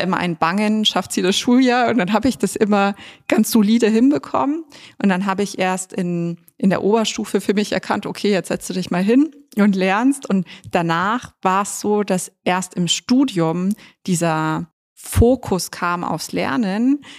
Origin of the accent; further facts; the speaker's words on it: Munich, Bavaria, Germany; ich bin ja in München geboren und dann im Westend aufgewachsen